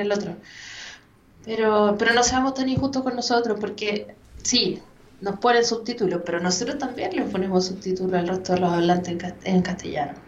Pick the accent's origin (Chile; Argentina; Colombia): Chile; accent: Chilean